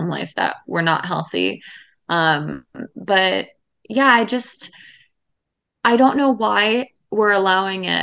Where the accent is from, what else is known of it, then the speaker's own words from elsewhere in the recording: Seattle, Washington, United States; moved away; I grew up in Seattle